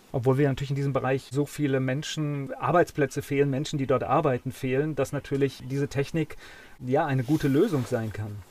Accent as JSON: {"language": "German", "town": "Kamen", "region": "North Rhine-Westphalia", "country": "Germany", "tie": "born or raised there", "said": "ich komme ja aus Kamen gebürtig"}